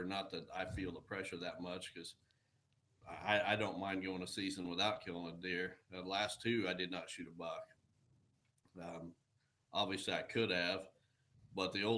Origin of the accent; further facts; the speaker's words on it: Illinois, United States; My home state of Illinois